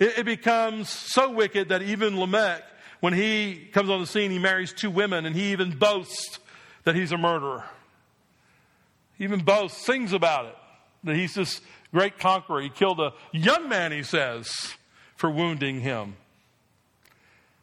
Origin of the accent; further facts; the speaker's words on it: New Jersey, United States; I grew up in New Jersey